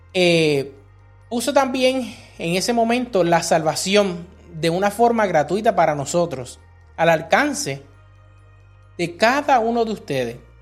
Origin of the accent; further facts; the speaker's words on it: Puerto Rico; now in United States; cuando nosotros crecimos en Puerto Rico